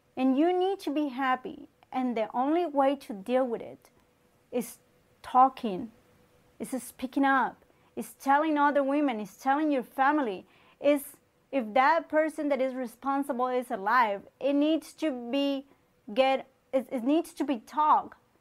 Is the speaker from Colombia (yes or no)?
yes; Colombia; moved away; I'm from Colombia. Um, I was born, raised there